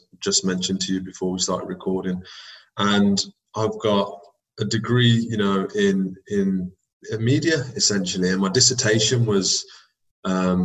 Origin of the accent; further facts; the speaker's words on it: Birmingham, West Midlands, United Kingdom; also born or lived in United States; in my hometown, in my city